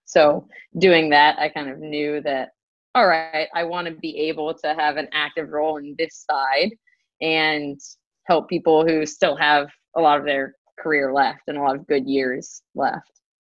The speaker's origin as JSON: {"language": "English", "town": "Durham", "region": "North Carolina", "country": "United States", "tie": "born or raised there", "also_born_or_lived": "Pittsburgh, Pennsylvania", "said": "I'm born and raised in Durham, North Carolina"}